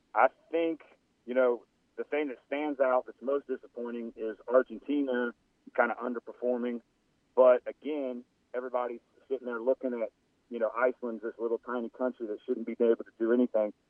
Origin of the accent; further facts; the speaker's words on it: New Orleans, Louisiana, United States; I played soccer in high school uh, growing up in New Orleans